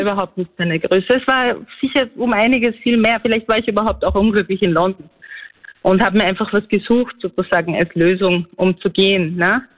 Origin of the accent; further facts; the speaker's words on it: Austria; ich bin ja eigentlich aus Grenz.